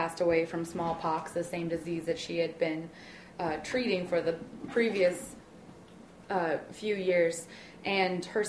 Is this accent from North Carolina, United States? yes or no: no; Kansas, United States; I grew up in Kansas.